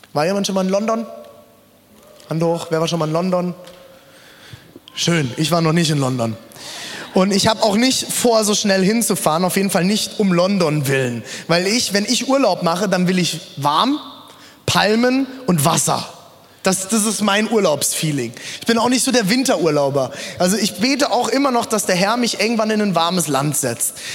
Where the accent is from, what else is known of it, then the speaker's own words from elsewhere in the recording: Germany; also born or lived in South Africa; ich bin doch sehr deutsch